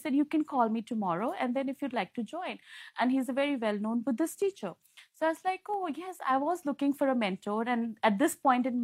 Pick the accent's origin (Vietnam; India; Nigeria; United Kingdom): India; now in Hong Kong; I'm from India